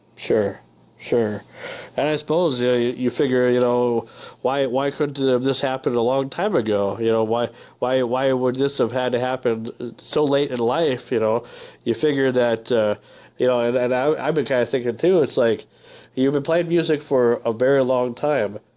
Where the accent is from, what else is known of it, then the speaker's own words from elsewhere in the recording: northern Minnesota, United States; moved away; I come from a small town, so I can I can definitely relate. I'm, I'm from Minnesota, Uh, northern Minnesota